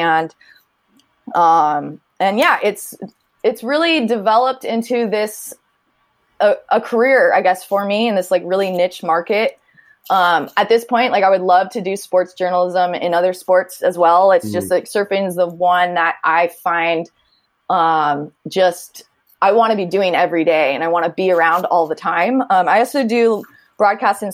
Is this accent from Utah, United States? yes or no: no; Northern California, United States; growing up in Northern California